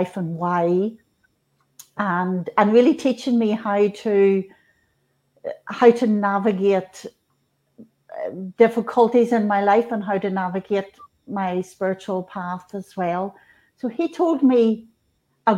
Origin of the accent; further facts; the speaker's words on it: Northern Ireland, United Kingdom; I was born in Northern Ireland. In 1965, Catholic family